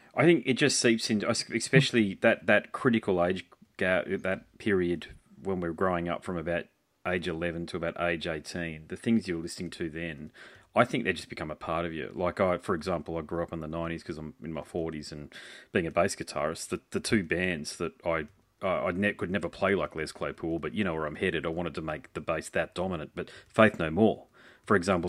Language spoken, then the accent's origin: English; Australia; as an Aussie